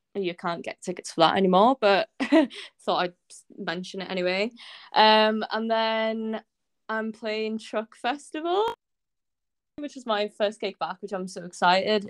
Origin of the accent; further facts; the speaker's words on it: Anglesey, Wales, United Kingdom; I come from Anglesey, so there's literally no music scene here at all